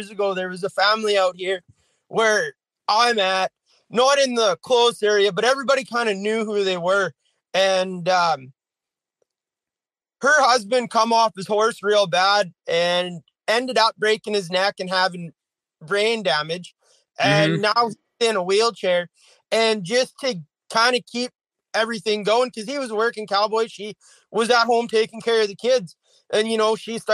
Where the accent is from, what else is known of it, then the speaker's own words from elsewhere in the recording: Alberta, Canada; now in Manitoba, Canada; I'm originally from Alberta.